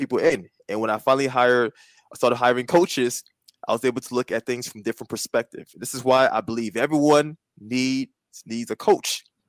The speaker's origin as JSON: {"language": "English", "region": "East Coast", "country": "United States", "tie": "born or raised there", "said": "East Coast, you know, we both native East"}